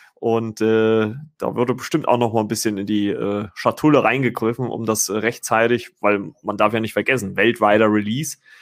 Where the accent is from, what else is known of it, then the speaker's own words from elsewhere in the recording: Germany; bei uns in Deutschland